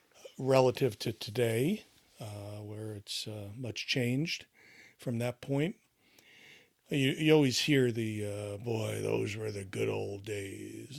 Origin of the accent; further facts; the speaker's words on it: United States; growing up in America in that, uh, time